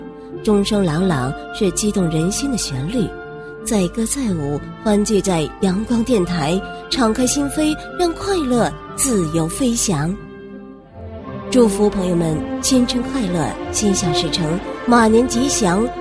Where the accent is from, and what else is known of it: Shenyang, Liaoning, China